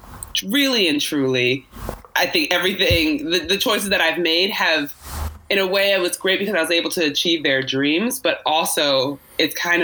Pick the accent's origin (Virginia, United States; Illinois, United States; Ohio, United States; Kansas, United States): Virginia, United States; Virginia Beach; I grew up in Virginia Beach